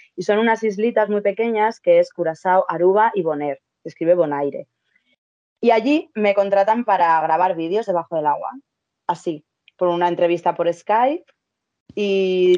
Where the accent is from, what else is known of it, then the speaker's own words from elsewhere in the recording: Madrid, Community of Madrid, Spain; yo soy de Madrid